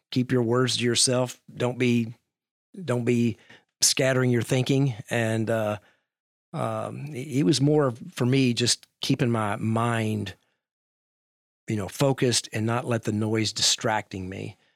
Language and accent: English; Louisville, Kentucky, United States; I'm from Louisville.